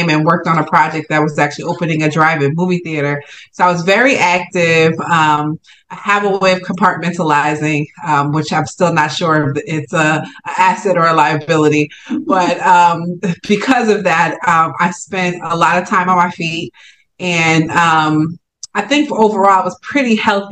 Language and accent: English; Newark, New Jersey, United States; I'm based in New Jersey, Jersey girl here, born and raised in Newark